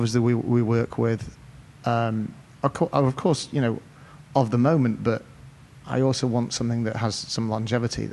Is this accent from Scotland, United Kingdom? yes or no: no; Cheshire, North West England, United Kingdom; moved away; I grew up in Cheshire, in the north of England